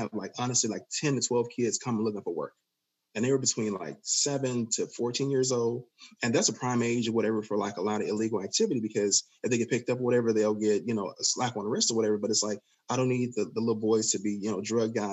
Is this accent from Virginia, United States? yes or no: no; Chicago, Illinois, United States; I'm from Inglewood in Chicago